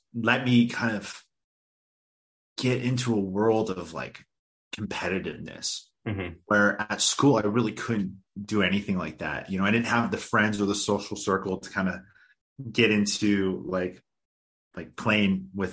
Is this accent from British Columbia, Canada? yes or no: yes; suburban area outside of Vancouver, British Columbia, Canada; I grew up in a kind of like a suburban area outside of Vancouver.